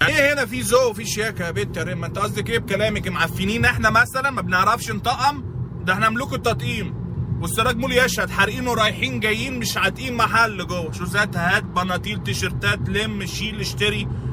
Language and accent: Arabic; Egypt